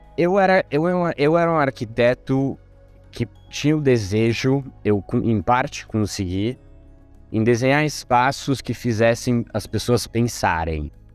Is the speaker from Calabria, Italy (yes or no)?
no; Rome, Lazio, Italy; moved away; also born or lived in Brazil / Oxford; Eu sou italiano, nasci e cresci em Roma